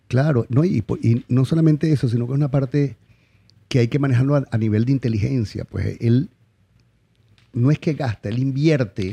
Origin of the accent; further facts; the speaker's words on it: Venezuela; moved away as an adult; also born or lived in La Guaira / Puerto Ordaz; Como decimos en Venezuela, yo salí de la Guaira con el culo en dos manos